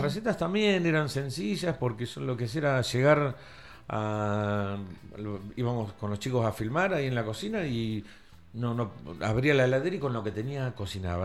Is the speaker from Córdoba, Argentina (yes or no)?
no; Tandil, Buenos Aires Province, Argentina; moved away as an adult; also born or lived in Cariló; soy de Tandil